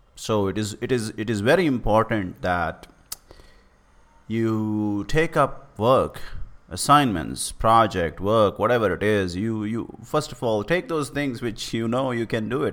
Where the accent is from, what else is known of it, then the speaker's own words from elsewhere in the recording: India; I'm from India